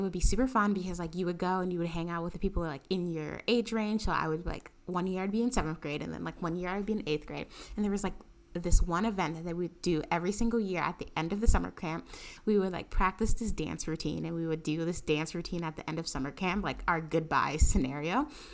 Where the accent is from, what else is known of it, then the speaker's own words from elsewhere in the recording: New York City, New York, United States; also born or lived in Harlem, Manhattan; I grew up in the Bronx and, and went to school in the Bronx